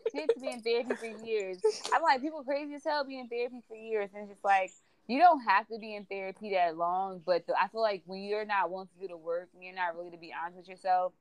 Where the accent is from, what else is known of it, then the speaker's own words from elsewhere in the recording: New Jersey, United States; also born or lived in St. Louis, Missouri; I'm I'm from Jersey, moving back was such an adjustment for me